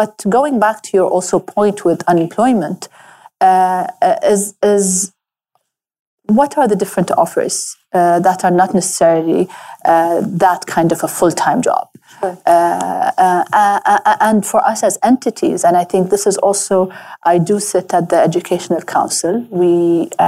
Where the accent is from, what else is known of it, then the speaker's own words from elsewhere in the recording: Abu Dhabi, United Arab Emirates; I grew up in Abu Dhabi